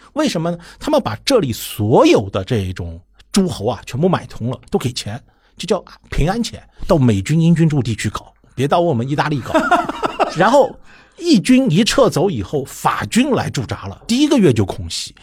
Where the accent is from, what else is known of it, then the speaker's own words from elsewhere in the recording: China; 我们中国人比他们更诚实一点